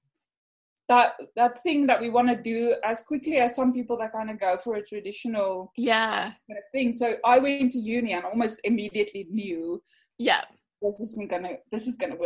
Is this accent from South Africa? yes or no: yes; South Africa; moved away as an adult; now in Liverpool, United Kingdom; So home is South Africa. Yes. I'm South African. And I moved here just after finishing uni